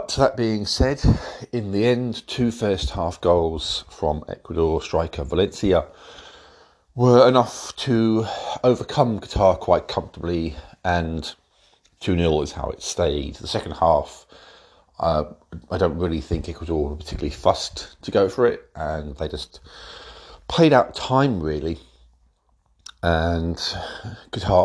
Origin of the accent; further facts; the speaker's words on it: England, United Kingdom; I'm English and England is where it's at for me